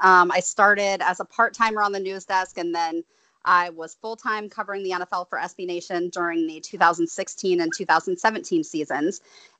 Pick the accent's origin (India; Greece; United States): United States; Marion, Ohio; now in Atlanta, United States; I moved to Atlanta from Ohio, from Central Ohio, Marion representing here, home of the Popcorn Festival and one of the worst presidents in American history, Warren G. Harding. But I moved down here in 2005.